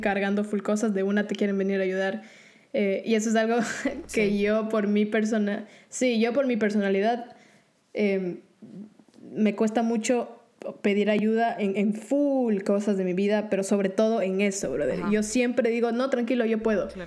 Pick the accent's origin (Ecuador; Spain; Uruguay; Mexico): Ecuador; now in Orlando, United States; yo el país en el que crecí, en Ecuador, no veía un, futuro muy claro estudiando música. Después se presentó la oportunidad de mudarme a Estados Unidos